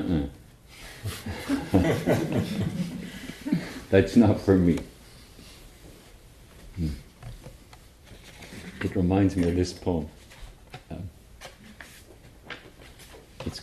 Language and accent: English; Northern Ireland, United Kingdom; I come from Northern Ireland